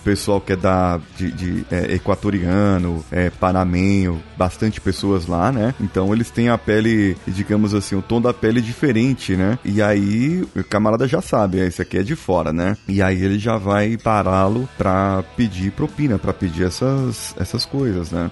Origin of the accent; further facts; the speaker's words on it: Brazil; a gente é brasileiro